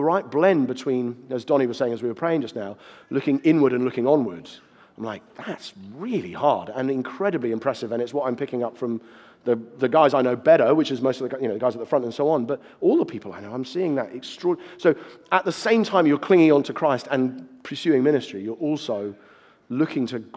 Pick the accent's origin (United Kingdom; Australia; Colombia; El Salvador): United Kingdom; I'm speaking as a Brit